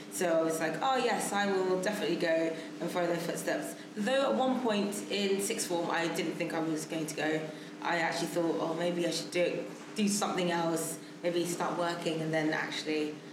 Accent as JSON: {"language": "English", "region": "London", "country": "United Kingdom", "tie": "born or raised there", "said": "I think because I grew up in London, I was very aware of the fact that most likely I'd end up working here um, and living here."}